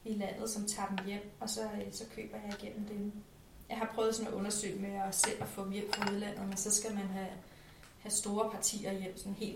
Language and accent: Danish; Faxe, Zealand, Denmark; also born or lived in Copenhagen / Haslev; Øh, altså Faxe oprindeligt, og så er jeg været og vende København og har boet i Haslev en del år.